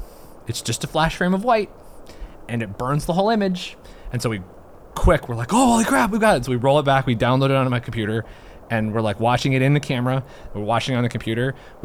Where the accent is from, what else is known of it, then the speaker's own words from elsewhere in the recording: White Sulphur Springs, Montana, United States; where I grew up in White Sulphur, White Sulphur Springs, Montana. It's this small little town, eastern middle sort of part of Montana.